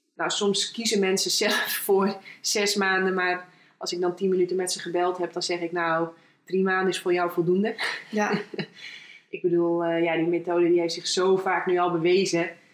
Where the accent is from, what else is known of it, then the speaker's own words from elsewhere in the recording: Friesland, Netherlands; geboren in Friesland